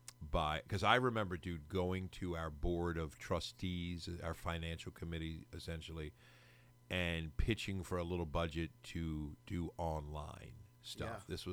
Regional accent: United States; We wouldn't learn his because, you know, we're American.

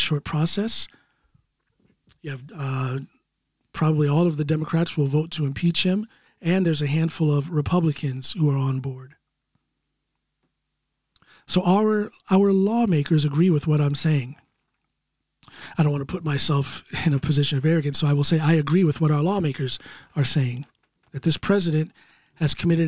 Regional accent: United States; I'm an American citizen

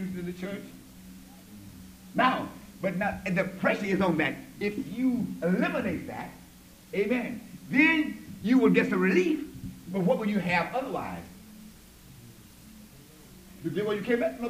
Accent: the South, United States; I'm from the South

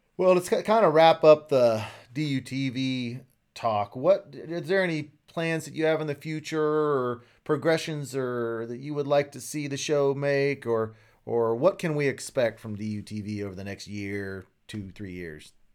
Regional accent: Central Kansas, United States; I grew up in Central Kansas.

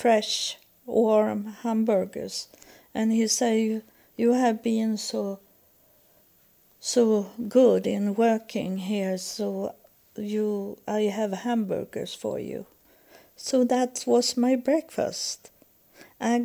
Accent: Sweden; English is a second language; moved away as an adult; I was from Sweden

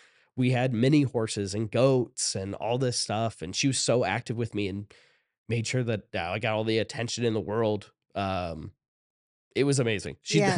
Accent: Shelby, Ohio, United States; So I grew up in Shelby, Ohio, which is just 2 towns over from Lexington, town over from Ontario in Ohio.

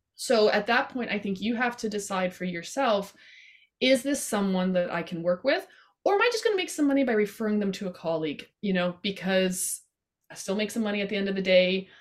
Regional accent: Canada; I love being Canadian and I'm proud

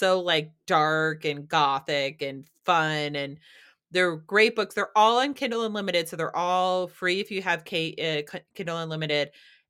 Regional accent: New Hampshire, United States; grew up in New Hampshire and we never had avocados.

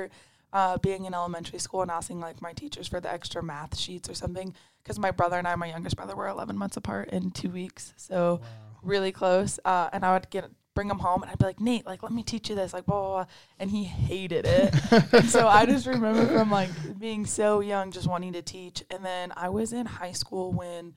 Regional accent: Erie, Colorado, United States; also born or lived in California; now in Pueblo, United States; I'm a senior from Erie, Colorado. I was born in California, but I moved to Colorado when I was pretty young. So I grew up here

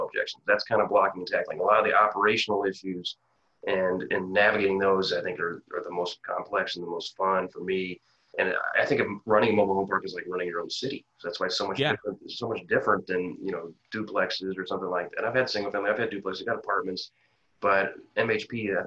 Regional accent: Quincy, Illinois, United States; moved away as an adult; I grew up in Quincy, Illinois

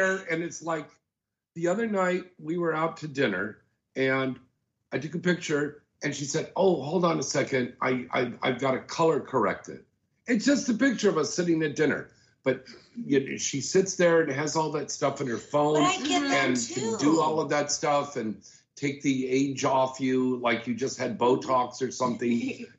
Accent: Minnesota, United States; Oh, I'm from Minnesota.

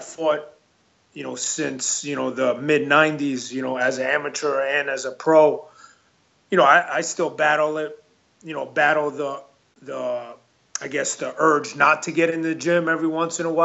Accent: New York City, New York, United States; also born or lived in Elmhurst, Queens / Queens Village, Queens; I was born in Elmhurst, New York, or Queens, New York, and my family moved to Queens Village, New York when I was about 8 years old.

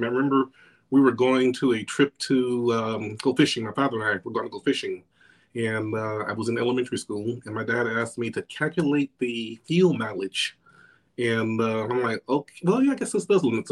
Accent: Los Angeles, California, United States; I was born in Los Angeles, California, raised in South Central

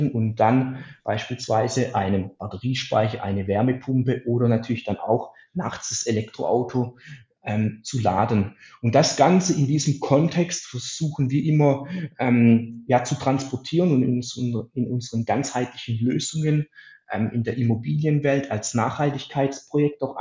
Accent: Baden-Württemberg, Germany; für mich als Schwabe natürlich immer das Schlimmste

